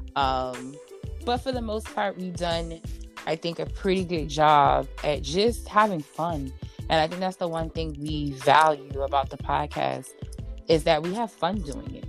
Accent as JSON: {"language": "English", "region": "New York", "country": "United States", "tie": "born or raised there", "said": "I'm from New York"}